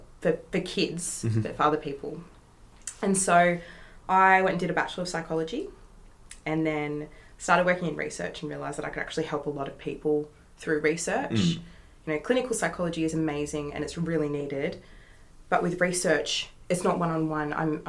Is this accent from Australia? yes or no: yes; New South Wales, Australia; now in Western Australia, Australia; I've got some on the other side of the country because I'm from New South Wales.